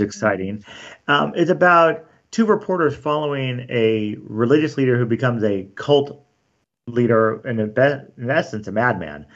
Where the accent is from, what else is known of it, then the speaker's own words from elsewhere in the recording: Glendora, California, United States; also born or lived in San Dimas / La Verne; I grew up in Glendora, and then, um, we got married, lived in Laverne, Glendora, Laverne, then San Dimas